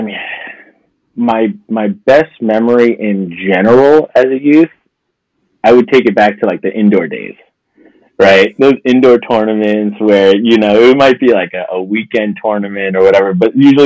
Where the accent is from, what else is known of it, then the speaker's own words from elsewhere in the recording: New York City, New York, United States; I'm originally from Middle Village, from Queens. So I grew up there